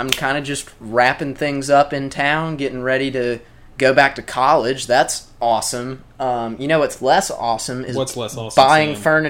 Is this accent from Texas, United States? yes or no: no; Brookhaven, Mississippi, United States; I went back to my hometown of Brookhaven, Mississippi, and I'd mostly been chilling there.